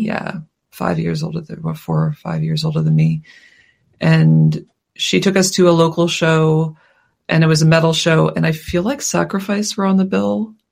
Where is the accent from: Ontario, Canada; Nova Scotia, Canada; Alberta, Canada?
Nova Scotia, Canada; Halifax; We live in we grew up in Halifax